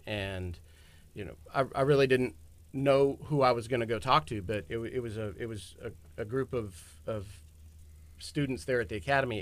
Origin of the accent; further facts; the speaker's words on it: Galveston, Texas, United States; originally from Galveston